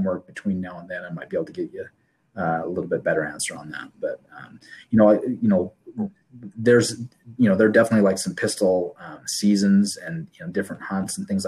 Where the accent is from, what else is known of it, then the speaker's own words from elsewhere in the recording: Utah, United States; I grew up in Utah